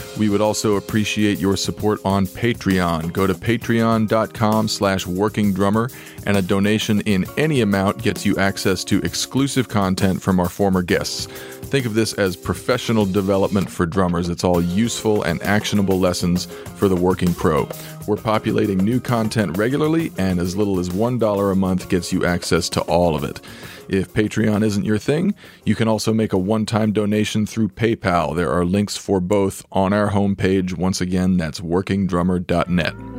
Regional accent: Santa Fe, New Mexico, United States; moved away; I grew up in Santa Fe, New Mexico

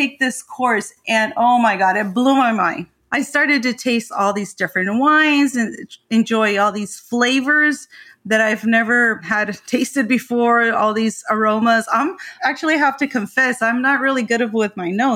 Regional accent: Ensenada, Baja California, Mexico; moved away as an adult; also born or lived in Tijuana; I'm from Ensenada, Mexican, and I did live there until 15 years ago.

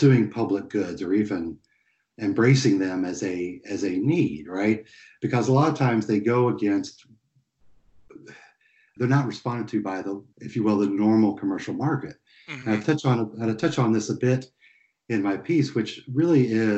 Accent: East Tennessee, United States; moved away; where I grew up in East Tennessee

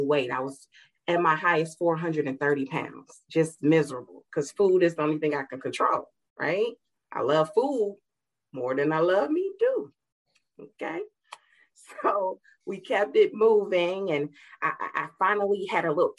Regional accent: Gary, Indiana, United States; I grew up in Gary, Indiana

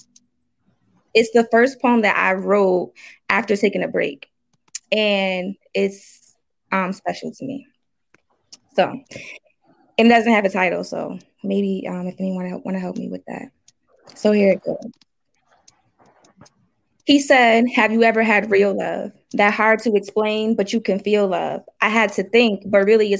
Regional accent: New Haven, Connecticut, United States; I'm from New Haven, Connecticut.

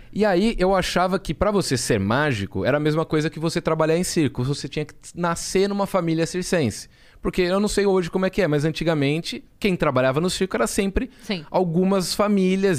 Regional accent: Jaú, São Paulo, Brazil; eu sou de Jaú, interior de São Paulo

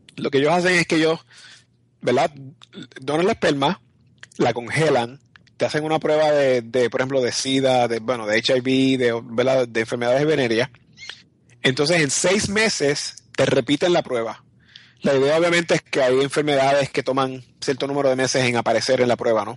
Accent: Puerto Rico; yo soy puertorriqueño y mi esposo es un gringo

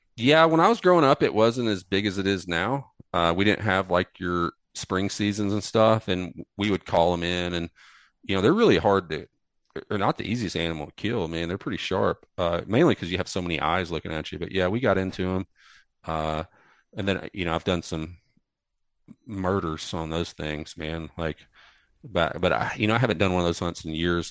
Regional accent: Delta region of Arkansas, United States; moved away as an adult; now in Asheville, United States; actually from the Delta region of Arkansas down in Mississippi Delta

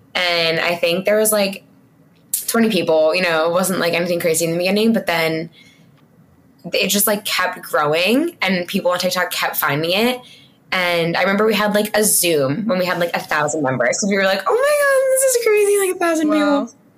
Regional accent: New York, United States; also born or lived in Delaware; so I'm from New York though. So I moved home like everybody else and with my parents

